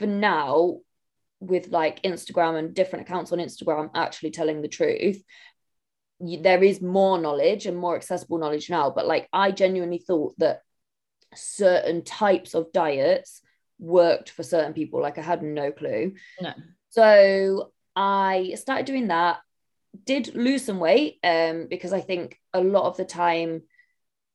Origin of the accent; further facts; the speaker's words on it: Somerset, South West England, United Kingdom; now in Manchester, United Kingdom; I live in Manchester, but I'm from Somerset